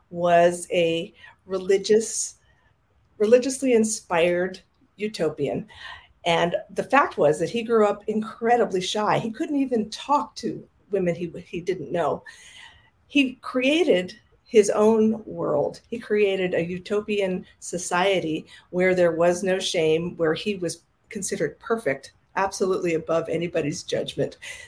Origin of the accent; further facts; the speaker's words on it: New York City, New York, United States; now in Mill Valley, United States; I grew up in New York City, in Manhattan